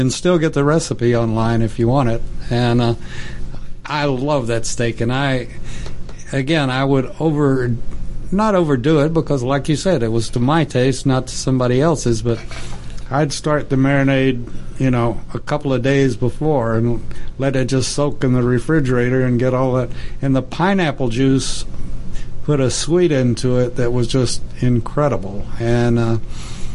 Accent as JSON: {"language": "English", "region": "Texas", "country": "United States", "said": "I'm from Texas, as you probably know, and I've worked cattle ever since I was almost 2 years old"}